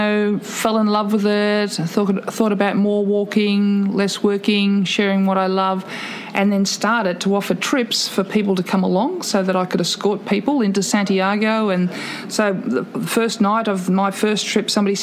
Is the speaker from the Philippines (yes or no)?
no; Warrnambool, Victoria, Australia; moved away as an adult; Growing up in Warrnambool, a small country town as it was then